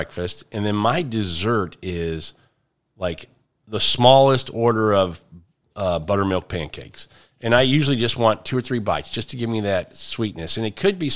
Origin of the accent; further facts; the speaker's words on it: Missouri, United States; also born or lived in El Paso, Texas; now in Texas, United States; Where I'm from in the Midwest in Missouri